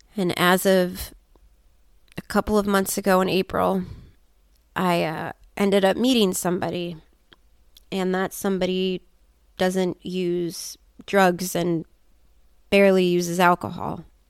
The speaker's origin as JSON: {"language": "English", "country": "United States", "said": "being an American woman with all of this trauma"}